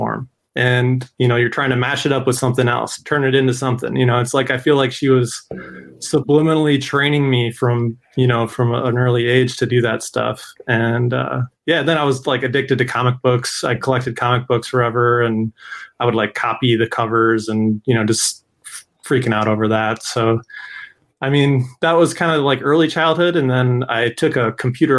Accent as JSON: {"language": "English", "town": "Madison", "region": "Wisconsin", "country": "United States", "said": "I'm from Madison, Wisconsin"}